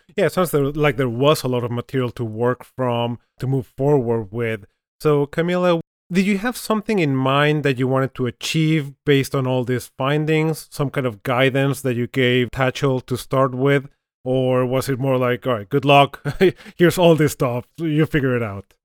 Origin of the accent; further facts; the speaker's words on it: Mexico; I'm originally from Mexico